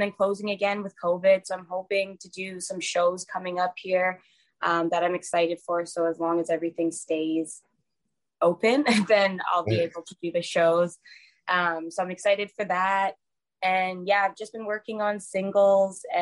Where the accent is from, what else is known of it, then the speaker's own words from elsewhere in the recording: Calgary, Alberta, Canada; moved away as an adult; now in Vancouver, Canada; I live in Canada, so I'm from Calgary, Alberta. But I moved to Vancouver like a year and a half ago